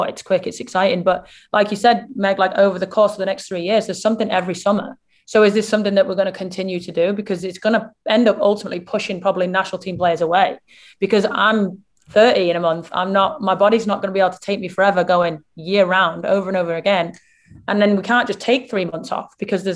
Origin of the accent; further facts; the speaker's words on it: England, United Kingdom; me being English